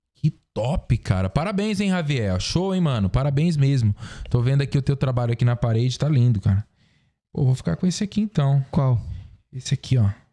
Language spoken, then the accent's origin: Portuguese; Xinguara, Pará, Brazil; moved away; also born or lived in Mineiros, Goiás (born) / Goiânia; depois eu fui pro Pará, para essa cidade de Xinguara, que é onde eu fui criado. Minha vida inteira, meus, meus melhores amigos, minha infância, passei tudo lá